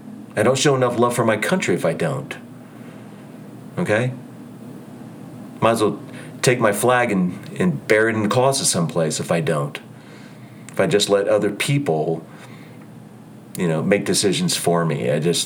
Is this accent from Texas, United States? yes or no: no; Ohio, United States; also born or lived in New Jersey / California / Utah / Idaho; I lived in New Jersey for 32 years. I raised my kids there. I grew up in Ohio. I lived in California. I lived in Utah before. I've lived in Idaho.